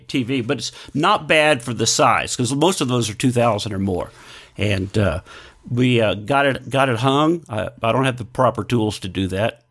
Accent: Texas, United States; growing up in Texas, eating Whataburger, loving Whataburger

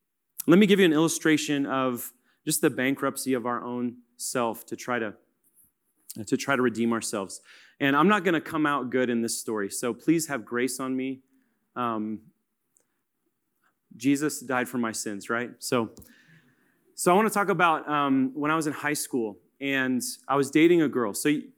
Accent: Kansas, United States; and I'm from Kansas, so I'm going to go to Manhattan.

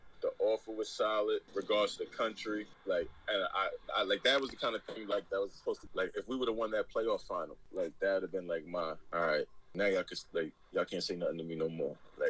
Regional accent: New York City, New York, United States; moved away as an adult; also born or lived in Netherlands; now in London, United Kingdom; And also, I'm from New York City

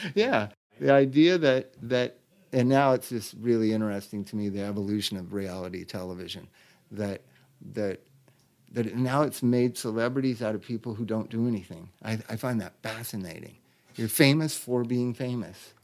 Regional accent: Los Angeles, California, United States; I'm born and raised in this town

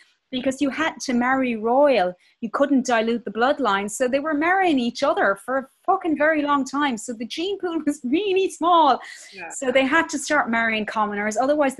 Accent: Belfast, Northern Ireland, United Kingdom; born there; technically I'm also a British citizen because I was born in Belfast.

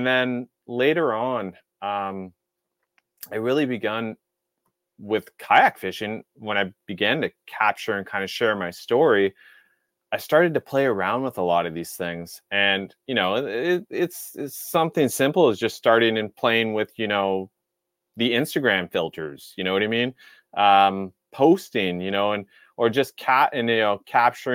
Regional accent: Lower Mainland, near Vancouver, West Coast of Canada, British Columbia, Canada; I grew up on the West Coast of Canada, and the West Coast being Vancouver area. It was the Lower Mainland, but very close to Vancouver

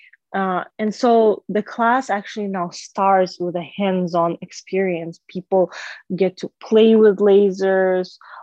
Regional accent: Kazakhstan; now in Chicago, United States; my home country, Kazakhstan

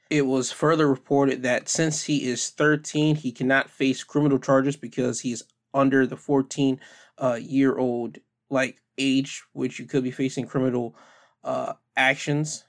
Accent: United States; being American

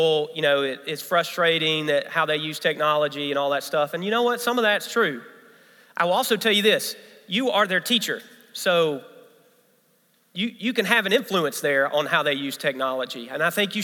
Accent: Memphis, Tennessee, United States; now in South Carolina, United States; I'm from Memphis, Tennessee. That's where I grew up

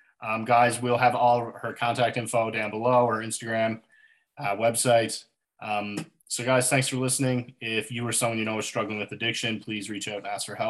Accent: Corner Brook, Newfoundland and Labrador, Canada; now in Lethbridge, Canada; And I'm from a town called Corner Brook, Newfoundland. It's actually called Corner Brook in Newfoundland, which is in Canada. But I'm living in Lethbridge, Alberta.

